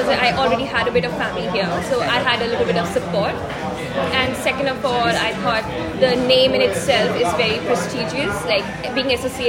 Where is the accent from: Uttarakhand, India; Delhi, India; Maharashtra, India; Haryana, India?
Delhi, India; I'm from Delhi.